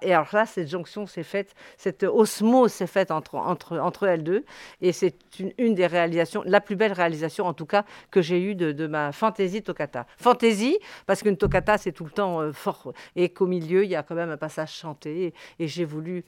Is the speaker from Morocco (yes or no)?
yes; Morocco; je suis née au Maroc, je suis française née au Maroc